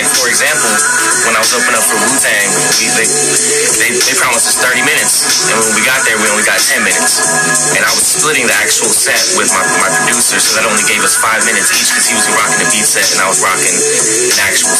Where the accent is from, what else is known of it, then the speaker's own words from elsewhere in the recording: United States; I'm from the Navajo Reservation